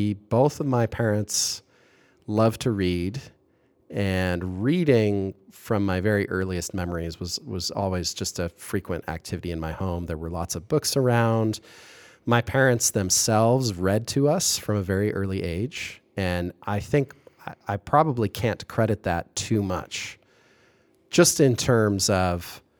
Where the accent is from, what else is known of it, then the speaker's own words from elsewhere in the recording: Kitchener, Ontario, Canada; there's a few large institutions in my hometown, which is, it's Kitchener / Waterloo, that sort of twin cities in a sense, physically contiguous, administratively separate towns in Southern Ontario.